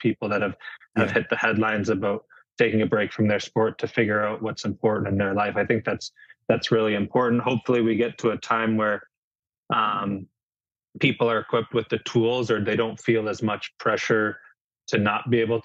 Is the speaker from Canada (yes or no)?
yes; St. Catharines, Ontario, Canada; moved away as an adult; growing up in St. Catharines playing hockey was unbelievable